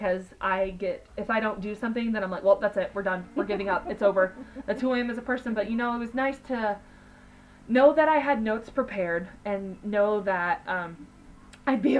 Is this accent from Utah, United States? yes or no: no; Kansas, United States; we're from Kansas